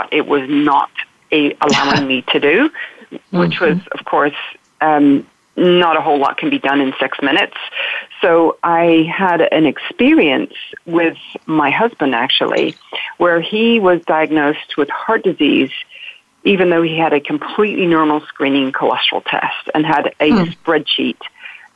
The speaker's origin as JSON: {"language": "English", "region": "the south of England", "country": "United Kingdom", "tie": "born or raised there", "also_born_or_lived": "London", "moved": "as an adult", "lives_now": "United States", "said": "I grew up in England, the south of England, and went to school in London"}